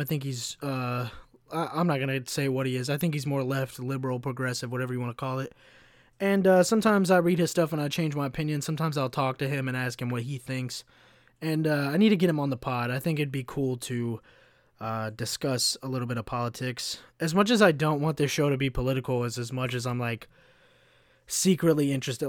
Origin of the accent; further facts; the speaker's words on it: Kentucky, United States; moved away; also born or lived in Chicago; as a white kid growing up in Kentucky